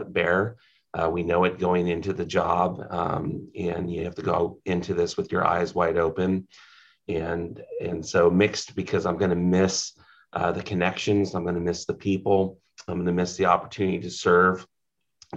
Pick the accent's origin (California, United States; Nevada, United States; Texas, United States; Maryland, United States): California, United States; Humboldt County; I was born and raised in Humboldt County.